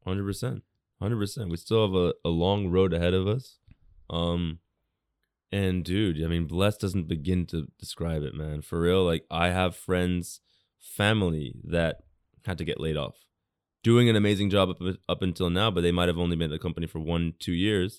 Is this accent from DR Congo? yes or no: no; United States; also born or lived in England / Japan; now in Tokyo, Japan; people I grew up with in America